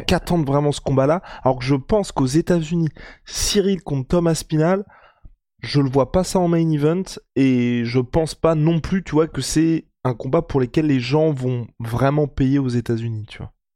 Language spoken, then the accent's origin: French; France; on est français